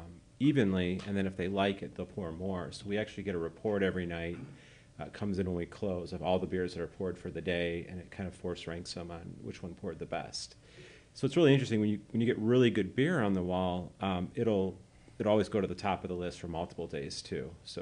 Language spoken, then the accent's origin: English; Plainfield, Illinois, United States; now in Elmhurst, United States; I'm from Plainfield, but okay. I live in Elmhurst, yeah.